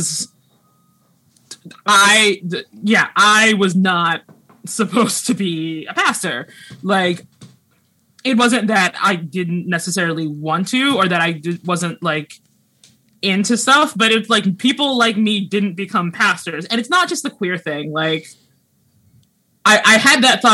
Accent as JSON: {"language": "English", "town": "Pittsburgh", "region": "Pennsylvania", "country": "United States", "moved": "yes", "lives_now": "Seattle, United States", "said": "I am from Pittsburgh"}